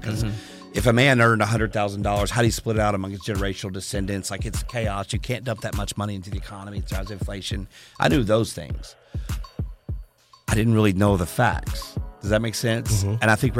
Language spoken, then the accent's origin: English; Harrison, Arkansas, United States; Arkansas. Harrison, Arkansas.